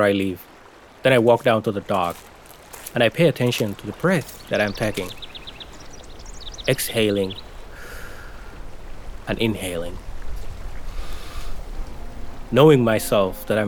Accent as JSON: {"language": "English", "country": "Somalia", "tie": "born or raised there", "moved": "as an adult", "lives_now": "Maine, United States", "said": "I still say I'm from Somalia"}